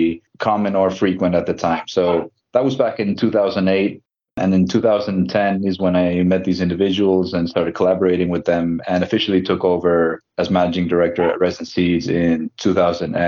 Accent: Mexico; also born or lived in United States; now in Spain; I'm originally from Mexico. I lived in the United States for some time, and then I came out to Spain about

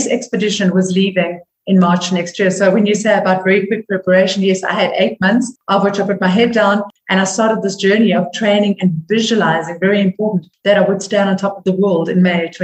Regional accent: South Africa; as a South African

